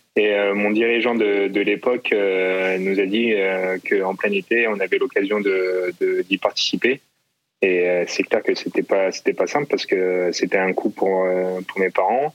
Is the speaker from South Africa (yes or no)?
no; Versailles, Île-de-France, France; je né, je suis né à Versailles, en région parisienne